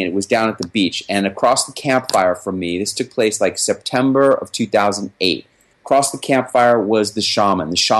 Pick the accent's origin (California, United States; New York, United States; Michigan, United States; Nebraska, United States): New York, United States; That's my native. That's my hometown.